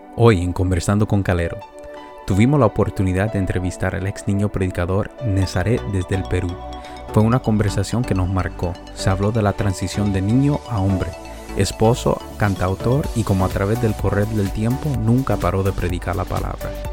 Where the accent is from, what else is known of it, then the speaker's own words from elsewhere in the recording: Canada; also born or lived in Puerto Rico; yo viví en Puerto Rico durante siete años, he viajado por los Estados Unidos y bueno, fui criado en Canadá